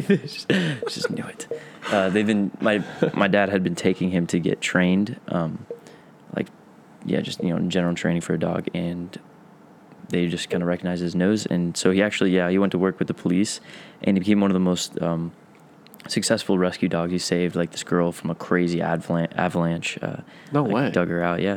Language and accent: English; Tampa, Florida, United States; accent: southern drawl; moved away as an adult; now in Minnesota, United States; I'm from Tampa, Florida.